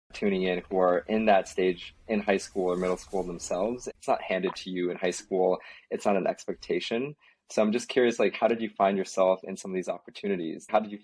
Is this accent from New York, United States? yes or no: no; Minnesota, United States; moved away; also born or lived in Berkeley; I grew up in Minnesota, like predominantly white, like middle school and high school. So when I moved to Berkeley, I really became more comfortable with like the Asian side